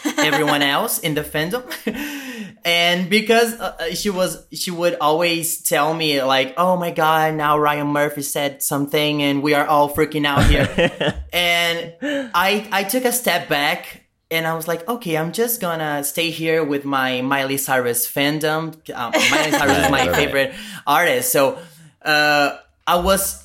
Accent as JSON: {"language": "English", "country": "Brazil", "first_language": "Portuguese", "second_language": "English", "said": "I'm from Brazil. I speak Portuguese."}